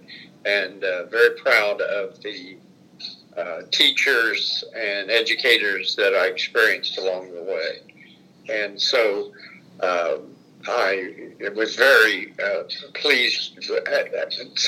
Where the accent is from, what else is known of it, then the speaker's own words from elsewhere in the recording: Anderson, Indiana, United States; We lived on the north end of Anderson in an area that actually had been a separate town at one point, North Anderson